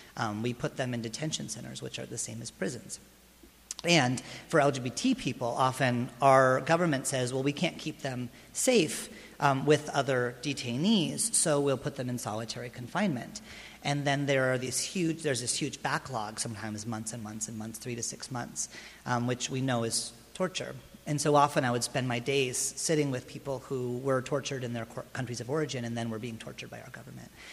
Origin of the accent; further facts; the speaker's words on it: Lancaster, California, United States; moved away as an adult; also born or lived in New York City; I was raised in Lancaster